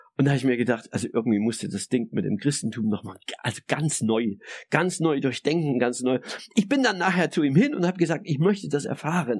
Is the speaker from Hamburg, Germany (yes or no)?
no; Saxony, Germany; christlich sozialisiert als Sachse in der DDR